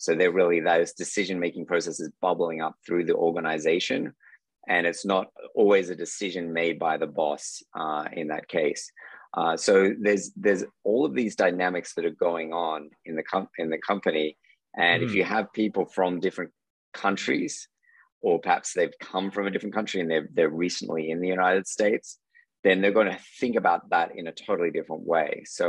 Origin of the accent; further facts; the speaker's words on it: Sydney, New South Wales, Australia; From Australia, from Sydney, Australia.